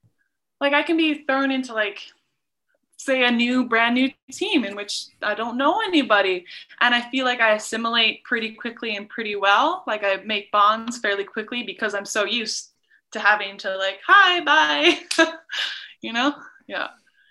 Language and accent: English; England, United Kingdom; born there; also born or lived in Norway / Abu Dhabi / Doha / Calgary; I was born in England, then my family moved to Norway, then we moved to Abu Dhabi for 5 years, and then Doha, Qatar for three, and then we moved to Calgary.